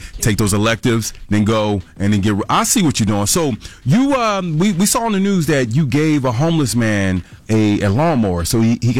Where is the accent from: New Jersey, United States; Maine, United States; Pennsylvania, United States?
Pennsylvania, United States; Philadelphia; when growing up in Philly, there used to be just like six schools.